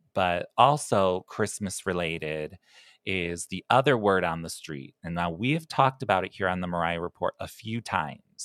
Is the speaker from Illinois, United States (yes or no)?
yes; Chicago, Illinois, United States; I'm from Chicago